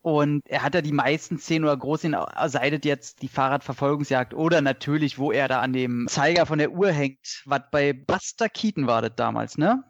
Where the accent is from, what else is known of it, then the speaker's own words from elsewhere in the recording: Northern Germany, Germany; Ich bin ja alter Fischkopf geboren